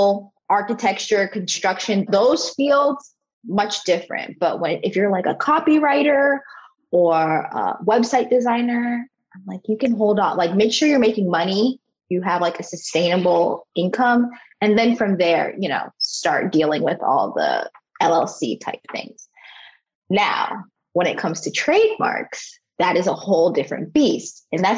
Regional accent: South Florida, United States; I live in Fort Lauderdale, Florida. I grew up in South Florida, so this is home for me

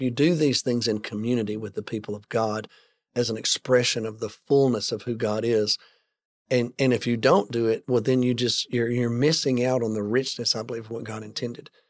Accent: United States

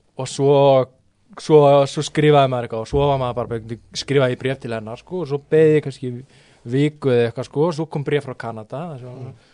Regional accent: Álftanes, Capital Region, Iceland; ég er frá Altanis sko, ég er ekki Garðabætt

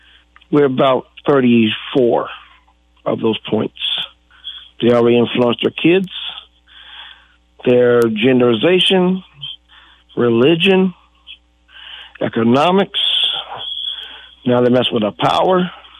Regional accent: United States; I am an American through and through, with the Creek, Cherokee, Irish, and Scandinavian

